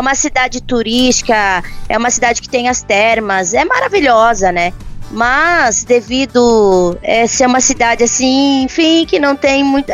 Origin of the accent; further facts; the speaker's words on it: Várzea Grande, Mato Grosso, Brazil; moved away; also born or lived in Paraná; eu sou natural, né, do Mato Grosso, Cuiabá. Na verdade, é de Várzea Grande, que é do lado de Cuiabá